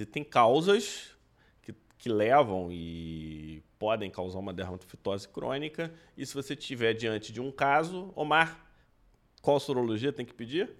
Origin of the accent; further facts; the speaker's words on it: Brazil; eu, que sou médico brasileiro